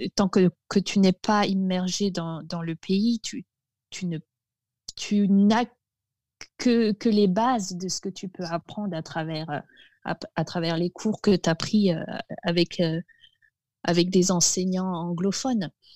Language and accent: French; Alsace, Grand Est, France; moved away; mon enfance en Alsace, était, je dirais, particulier